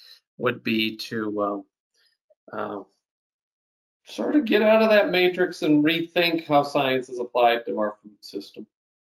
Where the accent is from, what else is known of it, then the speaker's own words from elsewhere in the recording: Minnesota, United States; moved away as an adult; now in South Dakota, United States; I grew up in Minnesota, which is, you know, not too far away